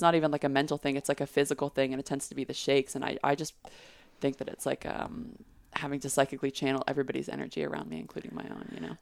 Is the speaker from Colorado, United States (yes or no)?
no; Texas, United States; I grew up in Texas